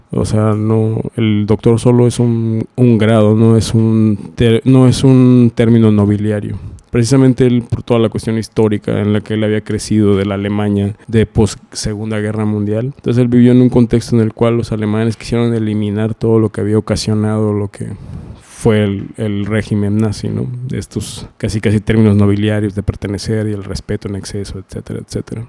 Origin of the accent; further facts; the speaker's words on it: Mérida, Yucatán, Mexico; moved away; Yo soy de Mérida.